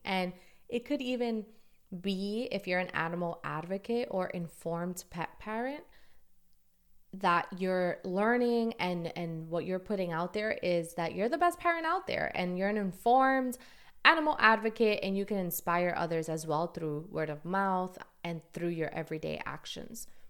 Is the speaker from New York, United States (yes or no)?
yes; New York City, New York, United States; I'm from New York City, Dominican American